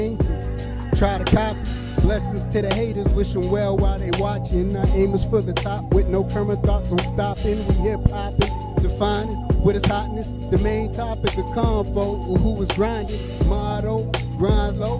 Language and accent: English; Erie, Pennsylvania, United States; I'm coming from Erie, Pennsylvania